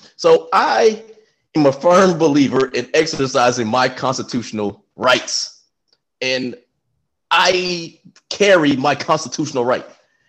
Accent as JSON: {"language": "English", "region": "Texas", "country": "United States", "said": "I'm from Texas"}